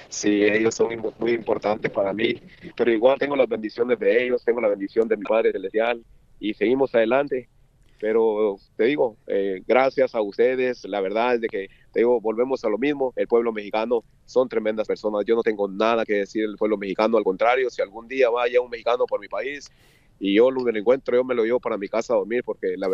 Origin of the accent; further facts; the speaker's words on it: Guatemala; moved away as an adult; Eh, bueno, yo soy de Guatemala. Soy de Guatemala